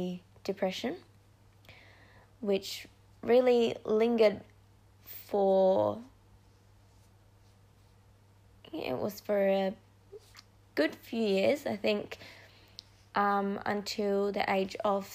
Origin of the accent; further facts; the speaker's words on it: Perth, Western Australia, Australia; also born or lived in Indonesia; I'm from Perth, Western Australia. I was born in Indonesia, but I've been in Australia for the last 2008